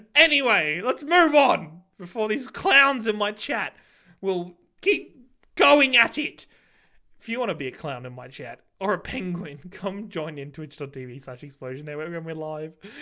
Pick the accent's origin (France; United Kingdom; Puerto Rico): United Kingdom; England; now in Australia; I'm English